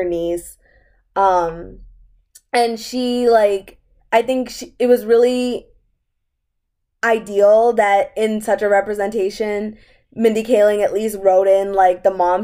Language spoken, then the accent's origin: English; United States; we are American as much as we are Indian